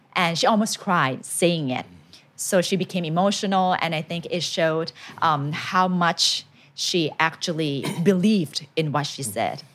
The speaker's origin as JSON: {"language": "English", "country": "Thailand", "tie": "born or raised there", "second_language": "English", "said": "I went to a Thai school"}